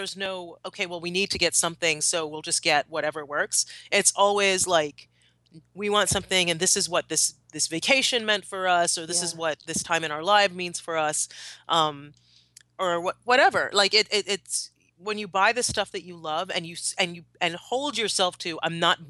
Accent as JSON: {"language": "English", "country": "Trinidad & Tobago", "said": "but also because I'm from Trinidad, because my husband is English, it's sort of a necessity."}